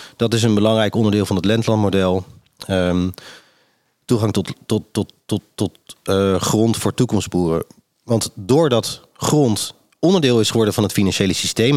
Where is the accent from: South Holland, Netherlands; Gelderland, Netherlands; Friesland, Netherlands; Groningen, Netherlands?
South Holland, Netherlands; Rotterdam; ik kom natuurlijk uit Rotterdam